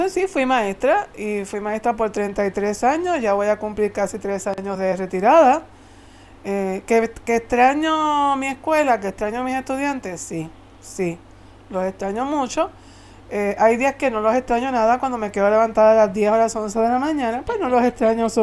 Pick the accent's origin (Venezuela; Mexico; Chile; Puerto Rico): Puerto Rico; also born or lived in Santa Clara, Las Villas, Cuba; Tengo 59 años. Eh, nací en Cuba, como tú lo mencionaste. Eh, en el año 1962. Y lógicamente, pues sí, llegué a Puerto Rico siendo relativamente una niña chiquitita, entre 6 para 7 años, pero soy más puertorriqueña que cubana.